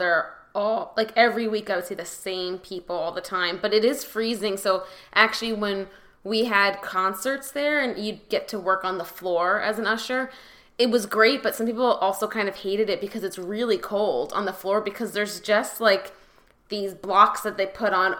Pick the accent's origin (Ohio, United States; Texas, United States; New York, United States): New York, United States; Rye; moved away as an adult; now in Los Angeles, United States; I grew up in Rye, New York